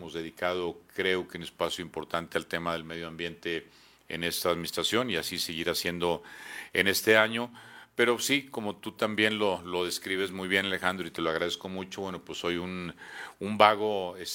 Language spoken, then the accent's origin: Spanish; Durango, Mexico; Soy duranguense de cepa, de nacimiento y tal vez hasta el final de mis días espero poderlos pasar aquí en, en mi tierra, en la que aquí nací, aquí viví, aquí estudié.